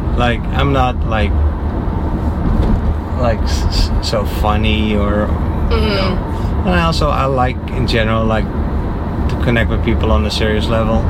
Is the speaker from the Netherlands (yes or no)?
yes; Netherlands; English is a second language; now in Naples, United States; I'm from the Netherlands.